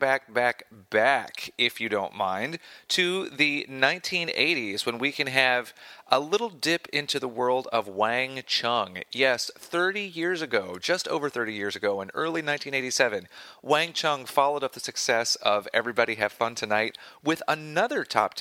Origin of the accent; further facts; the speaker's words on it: United States; being an American